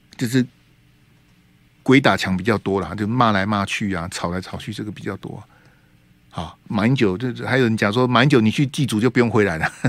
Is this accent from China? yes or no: no; Taiwan; 现在在我们台湾